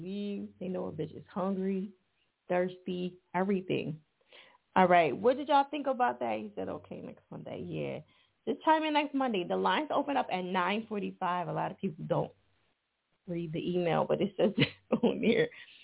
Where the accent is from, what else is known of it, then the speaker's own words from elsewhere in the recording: New Jersey, United States; now in Philadelphia, United States; I'm from Jersey, but I live in Philly.